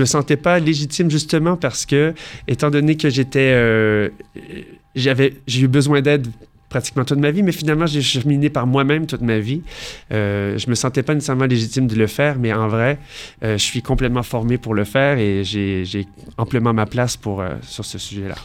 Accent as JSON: {"language": "French", "town": "Montreal", "region": "Quebec", "country": "Canada", "tie": "born or raised there", "moved": "as an adult", "lives_now": "Paris, France", "said": "je viens de Montréal. Donc, j'ai fait toute ma vie euh, à Montréal."}